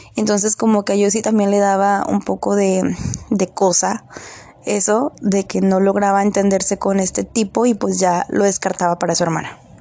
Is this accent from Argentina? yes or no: no; Mexico; como buen mexicano